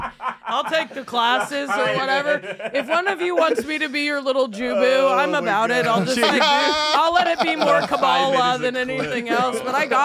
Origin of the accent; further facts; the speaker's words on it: Indiana, United States; I'm from Indiana.